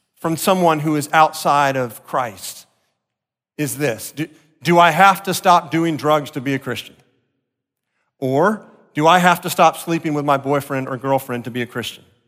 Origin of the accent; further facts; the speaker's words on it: Deerfield Beach, Florida, United States; growing up in South Florida, Deerfield Beach